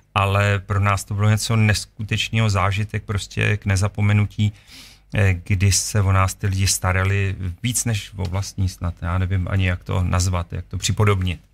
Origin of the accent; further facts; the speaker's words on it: Czechia; jsme z České republiky